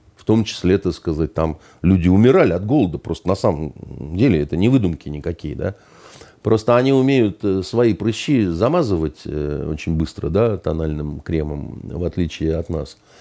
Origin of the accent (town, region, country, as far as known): Russia